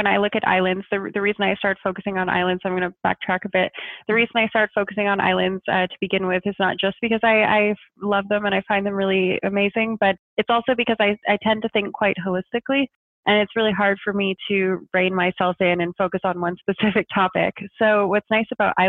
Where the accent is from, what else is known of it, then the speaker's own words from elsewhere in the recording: just outside of Montreal, Quebec, Canada; moved away as an adult; also born or lived in Germany / Nova Scotia; now in Amsterdam, Netherlands; I'm originally from just outside of Montreal, just west of Montreal, and I lived there until I was about 18